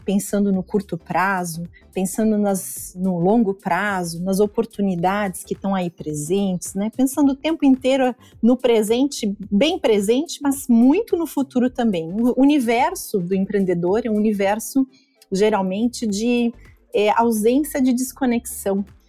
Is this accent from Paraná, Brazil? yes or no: yes; Curitiba, Paraná, Brazil; now in Joinville, Brazil; eu sou natural de Curitiba, mas uma joinvilense de coração, apaixonada por essa cidade